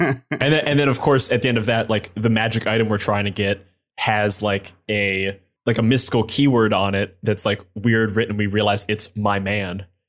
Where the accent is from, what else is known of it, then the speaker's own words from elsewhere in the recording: Ohio, United States; I'm from Ohio